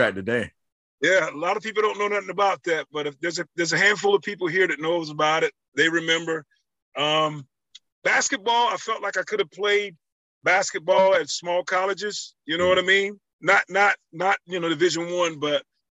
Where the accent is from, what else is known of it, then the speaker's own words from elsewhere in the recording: Lumberton, North Carolina, United States; moved away; that spirit still lingers in areas in my hometown